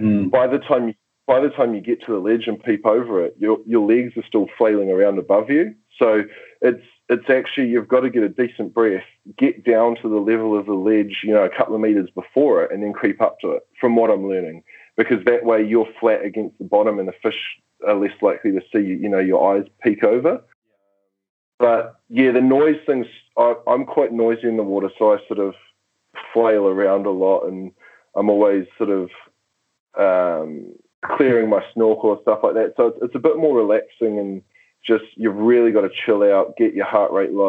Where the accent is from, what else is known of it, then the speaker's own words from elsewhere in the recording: New Zealand; as a New Zealander